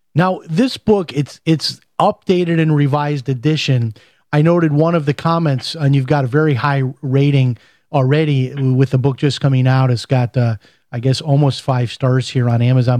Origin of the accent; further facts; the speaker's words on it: Chicago, Illinois, United States; I'm from Chicago